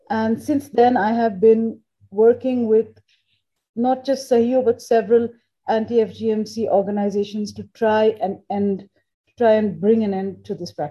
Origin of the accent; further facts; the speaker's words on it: India; So, um, and I, I am originally Indian. Okay. So my family took me back to India. We used to go to India for summer vacations.